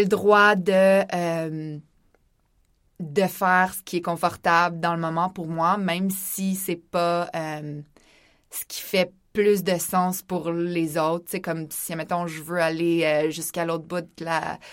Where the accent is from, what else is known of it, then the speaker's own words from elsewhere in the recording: Laurentides, Quebec, Canada; j'ai grandi dans les Laurentides